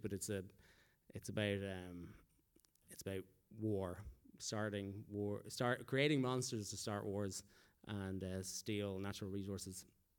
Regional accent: Philippines; moved away; I came here from the Philippines.

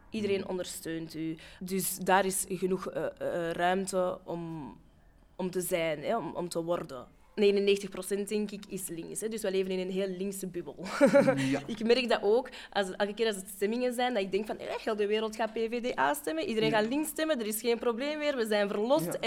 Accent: Morocco; ja, ik ben een Marokkaan.

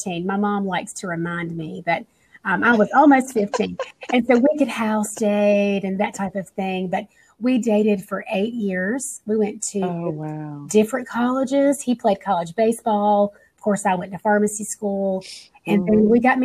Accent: North Carolina, United States; I'm from North Carolina

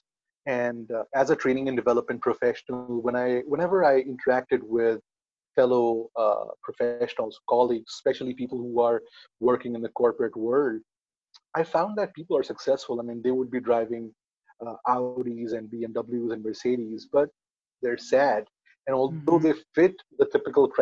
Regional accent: New Delhi, Delhi, India; I am from New Delhi, India

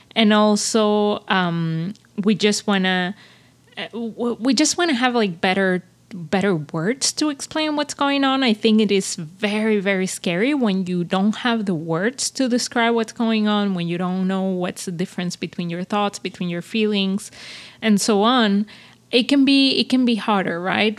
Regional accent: Venezuela; moved away as an adult; now in Montreal, Canada; I came from Venezuela and, like, you know, it, uh, I, I, I, I live half of my life in a, in a society that's very, um, dangerous, that's very, you grow up with a lot of fears

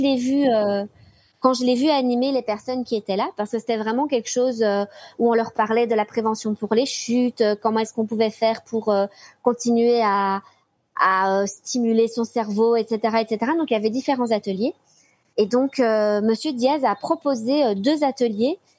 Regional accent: Belgium; je suis belge

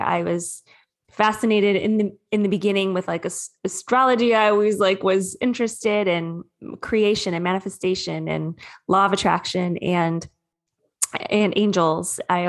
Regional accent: Sterling Heights, Michigan, United States; now in Southern California, United States; I'm originally from Michigan though. I'm a Midwest gal.

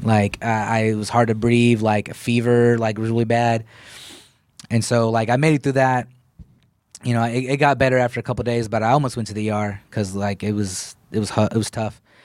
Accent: Killeen, Texas, United States; also born or lived in Sacramento / Waco / Dallas / Austin; That's where I grew up at.

